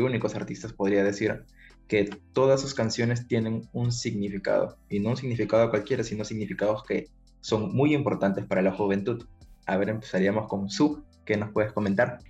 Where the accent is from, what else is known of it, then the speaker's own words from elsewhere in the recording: Peru; en mi país, ahora Perú